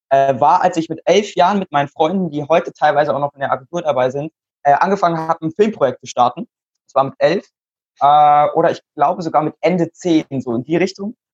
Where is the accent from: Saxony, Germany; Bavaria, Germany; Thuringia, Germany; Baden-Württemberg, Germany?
Baden-Württemberg, Germany; Mannheim; ich bin 14 Jahre alt momentan. Ähm, ich komme aus Mannheim